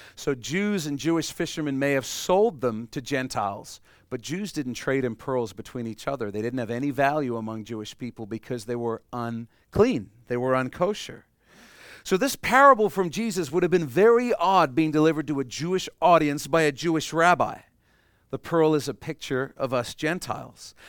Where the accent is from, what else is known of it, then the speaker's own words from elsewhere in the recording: Canada; we're Canadian